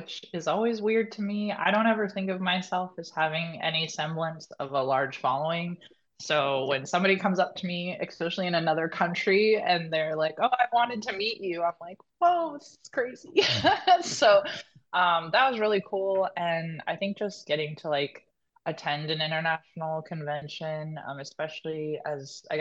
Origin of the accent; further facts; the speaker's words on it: Northern California, United States; also born or lived in Washington; now in Southern California, United States; technically I'm from Northern California, so I moved to Southern California, but I'm back in California because I was in Washington